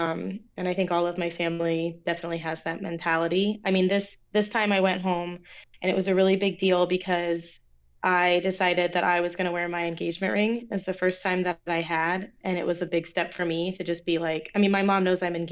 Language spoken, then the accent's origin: English; Orlando, Florida, United States; moved away; also born or lived in Lynchburg, Virginia; I grew up in Orlando, Florida